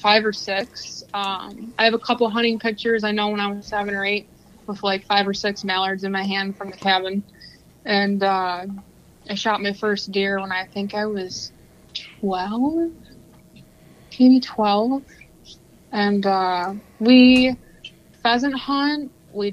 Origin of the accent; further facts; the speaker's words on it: Metamora, Michigan, United States; also born or lived in Oxford, Michigan; now in Lapeer, United States; primarily I grew up in Metamora.